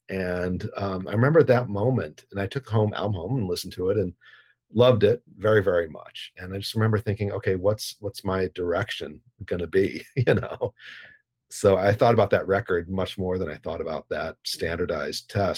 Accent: Evanston, Illinois, United States; now in Chicago, United States; if we were growing up in Evanston.

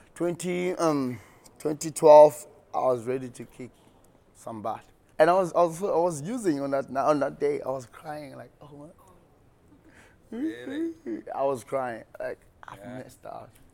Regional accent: Mbekweni, Western Cape, South Africa; Born and bred in the Western Cape, um, in a small town called Mbekweni.

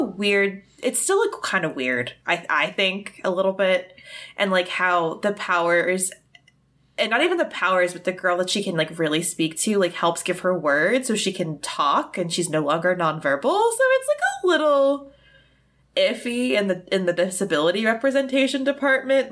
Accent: United States; I'm an American.

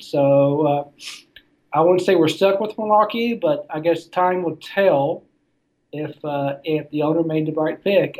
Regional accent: Arrington, Tennessee, United States; I am actually from this area, born and raised uh, just outside of Nashville in a small community called Arrington, Tennessee

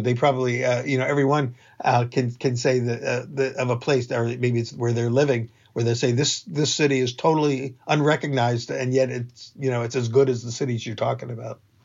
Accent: Philadelphia, Pennsylvania, United States; I grew up in Philadelphia

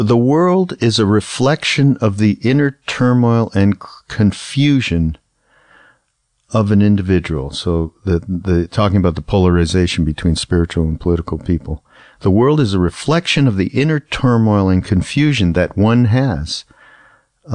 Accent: Canada; moved away; I'm from Canada, which is a very apolitical place

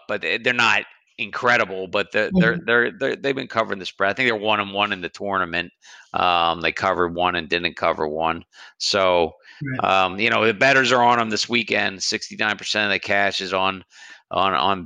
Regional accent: Philadelphia, Pennsylvania, United States; moved away; I'm originally from the Philadelphia area

